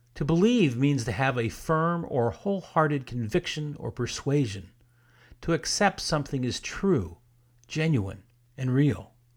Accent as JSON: {"language": "English", "region": "South Florida", "country": "United States", "tie": "born or raised there", "said": "I grew up in South Florida in the sixties and seventies"}